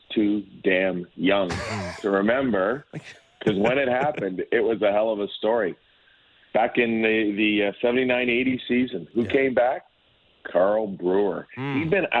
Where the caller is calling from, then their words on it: Sudbury, Ontario, Canada; I'm recalling you from Sudbury, Ontario